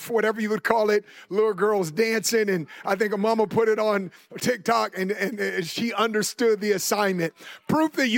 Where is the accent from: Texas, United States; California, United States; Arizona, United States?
California, United States; Oakland; where I grew up in the Bay Area, Oakland, California